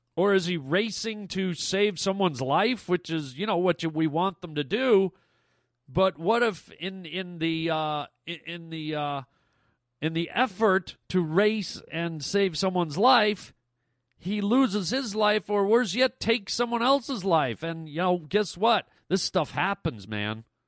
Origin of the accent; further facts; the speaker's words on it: Canada; I'm Canadian